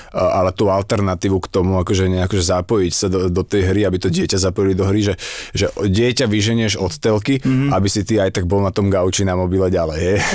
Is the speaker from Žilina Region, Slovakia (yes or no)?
no; Svätý Jur, Bratislava Region, Slovakia; My sme zo Svetého Jura